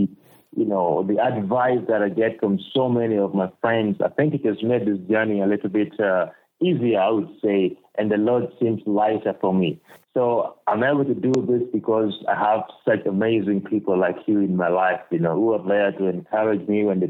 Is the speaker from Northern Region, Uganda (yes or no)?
yes; Lira District, Northern Region, Uganda; also born or lived in Norway / Oklahoma, United States; I'm currently based in Uganda, and particularly in my hometown of Lira district, that's in northern Uganda.